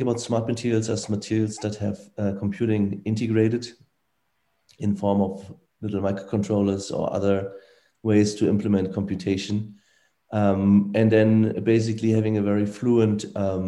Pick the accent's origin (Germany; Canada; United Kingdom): Germany; Frankfurt, Hesse; I grew up in Frankfurt, Germany, most of the time